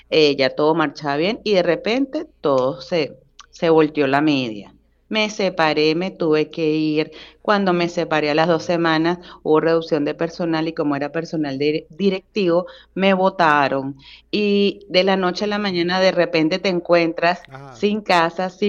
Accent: Venezuela; moved away; also born or lived in Bogotá, Colombia; y yo nací en Bogotá, eh, pero cuando tuve cinco años de edad, pues tú migramos a Venezuela y, y, nada, sin retorno.

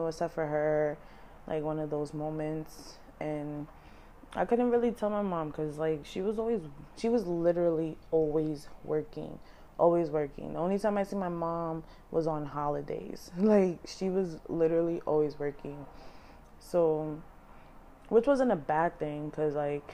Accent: New York City, New York, United States; Once we moved from Mashula Parkway, we moved to St. Lawrence in the Bronx

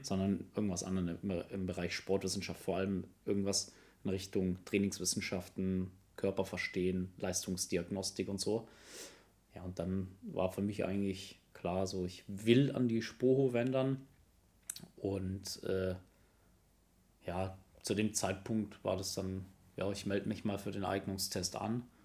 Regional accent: Kaufering, Bavaria, Germany; moved away; ich komme gebürtig aus Bayern, äh, Kaufering, in der Nähe von Landsberg am Lech

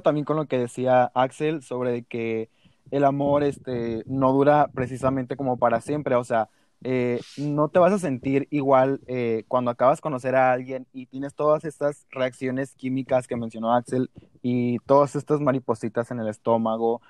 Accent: Mexico; Soy mexicano a morir

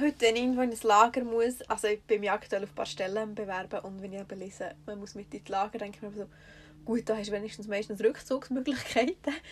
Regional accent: Switzerland; wir kommen so aus Schweizer Durchschnittsbürgerfamilie

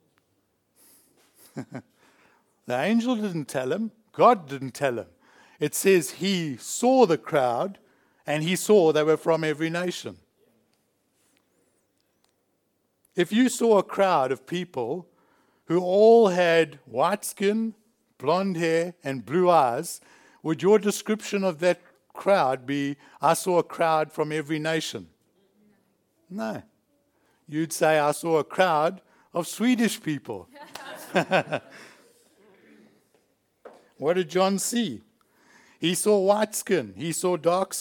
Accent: South Africa; now in Australia; I've changed my nationality. I'm now Australian. I was born a South African

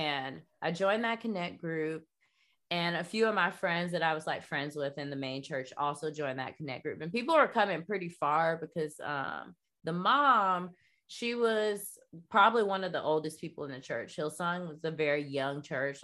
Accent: North Florida, United States; moved away as an adult; also born or lived in New York; Bible Belt, I'm from, like, North Florida

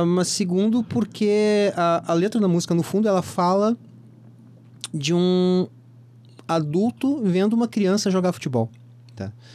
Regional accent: Porto Alegre, Rio Grande do Sul, Brazil; Eu me criei em Porto Alegre

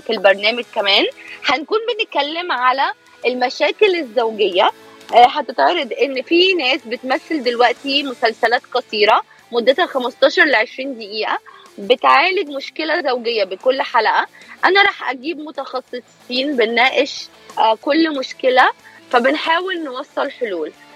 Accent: Egypt; moved away as an adult; also born or lived in Alexandria, Egypt; now in California, United States; إعلامية مصرية آه، بقالي 11 سنة هون بأمريكا

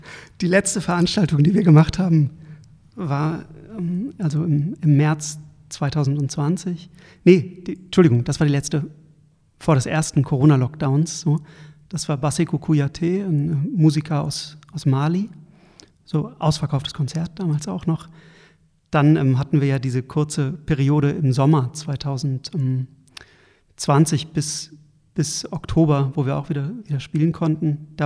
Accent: Berlin, Germany; Das, das, merken wir als Berliner und Berlinerinnen manchmal selbst gar nicht mehr so

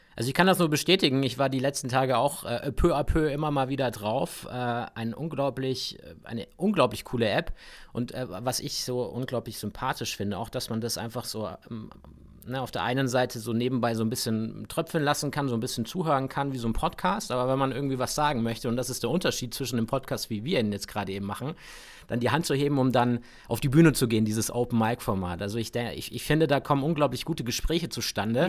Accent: Augsburg, Bavaria, Germany; bei mir in meiner Heimatstadt in Augsburg

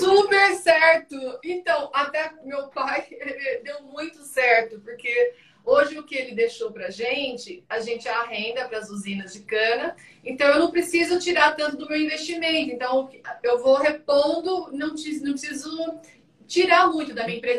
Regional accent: Ituverava, São Paulo, Brazil; moved away as an adult; now in Carapicuíba, Brazil; eu sou de Ituverava, vou morar em São Paulo

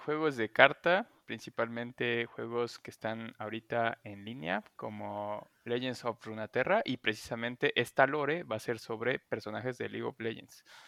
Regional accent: Xalapa, Veracruz, Mexico; Soy de Jalapa, como el Chavis

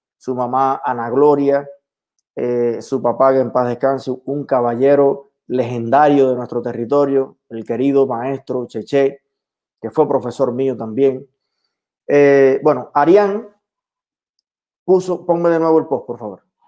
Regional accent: El Yarey de Vázquez, Las Tunas, Cuba; moved away; ¿Qué hay en mi pueblo hoy?

